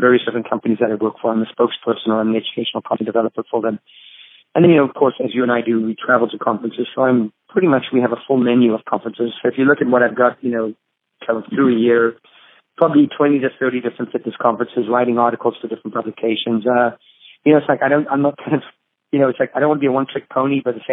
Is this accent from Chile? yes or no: no; Zambia; now in United States; I grew up in Zambia, in Africa, is where I was born and raised.